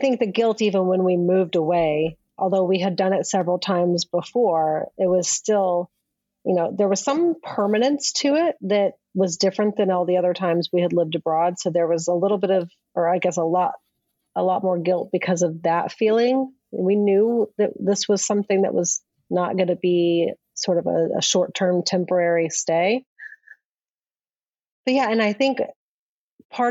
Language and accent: English; Gulf Coast, South Texas, United States; also born or lived in Brooklyn, New York; now in Cascais, Portugal; I came from a small fishing village, touristy town in South Texas on the Gulf Coast.